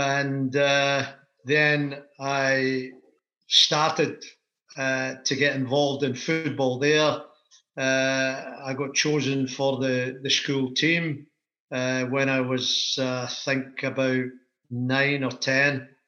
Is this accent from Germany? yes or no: no; Aberdeen, Scotland, United Kingdom; I was born in Aberdeen. My early years, I lived in not far from Pittodrie and Urquhart Road. And we lived in a cul-de-sac.